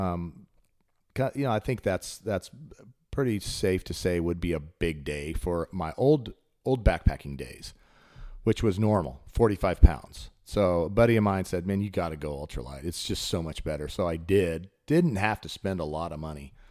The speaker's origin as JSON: {"language": "English", "region": "Colorado", "country": "United States", "tie": "born or raised there", "moved": "yes", "lives_now": "Chattanooga, United States", "said": "I grew up in Colorado"}